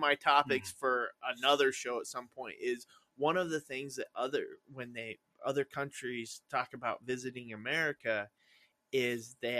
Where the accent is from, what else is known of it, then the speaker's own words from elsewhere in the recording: United States; as Americans, we have a level of arrogance.